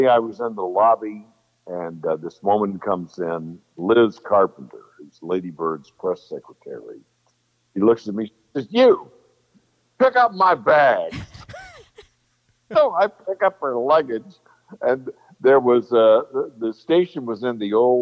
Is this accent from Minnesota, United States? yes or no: no; San Antonio, Texas, United States; moved away; I grew up in San Antonio, Texas. I'm a native Texan